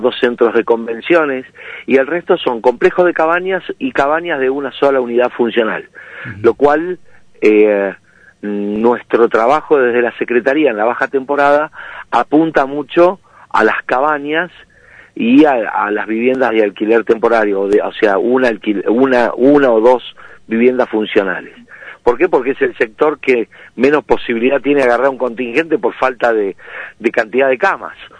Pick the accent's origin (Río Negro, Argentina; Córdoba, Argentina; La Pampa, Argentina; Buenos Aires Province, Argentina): Buenos Aires Province, Argentina; Necochea; moved away as an adult; now in Villa de Merlo, Argentina; yo lo elegí hace 30 años para vivir, soy oriundo de Necochea